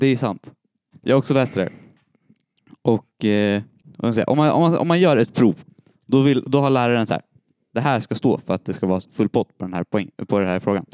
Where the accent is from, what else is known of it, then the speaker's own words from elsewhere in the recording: Storvreta, Uppsala County, Sweden; Jag är född i Uppsala, uppvuxen i Storvreta.